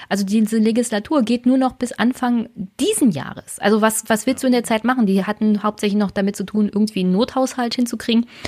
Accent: Brandenburg, Germany

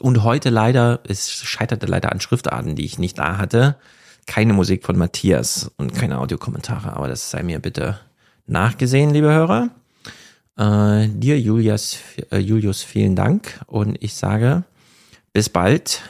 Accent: East Germany, Germany; now in Frankfurt am Main, Germany; ich bin ja Ostdeutsche und Heide

